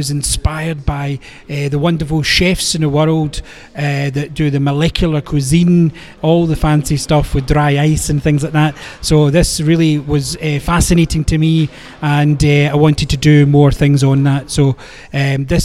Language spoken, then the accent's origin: English; Scotland, United Kingdom; being Scottish, I came to whiskey very early when I was young, as part of family tradition